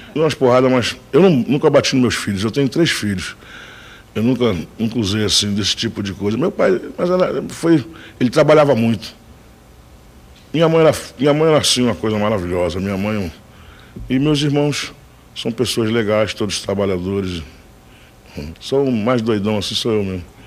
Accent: Rio de Janeiro, Brazil; Eu nasci na rua Afonso Pena, no Rio de Janeiro, na Tijuca

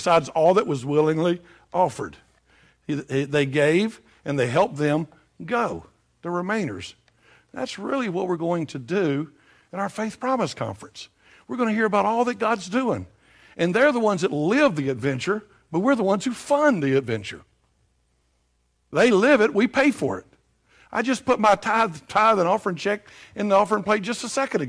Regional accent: Tennessee, United States; moved away; I'm from Tennessee

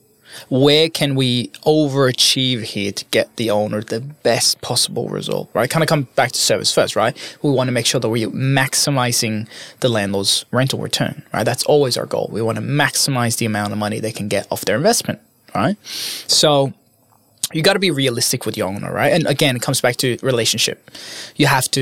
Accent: Norway; moved away as an adult; now in Sydney, Australia; I'm from Norway

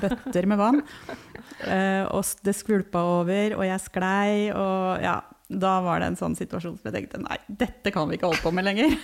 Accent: Hamar, Innlandet, Norway; also born or lived in Oslo; now in Tynset, Norway; Jeg har vokst opp på Hamar, men har bodd litt rundt omkring.

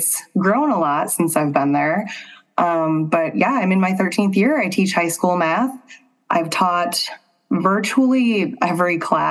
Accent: La Crosse, Wisconsin, United States; also born or lived in Madison, Wisconsin / Middleton, Wisconsin; I grew up in La Crosse, Wisconsin.

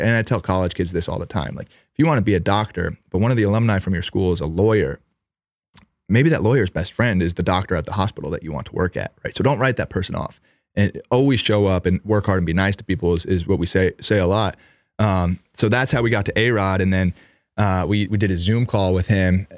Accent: New York, United States; We grew up in New York.

